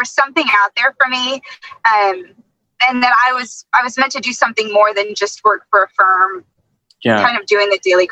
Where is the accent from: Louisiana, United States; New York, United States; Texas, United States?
Texas, United States; Dallas; I grew up in Dallas, half my family is from West Texas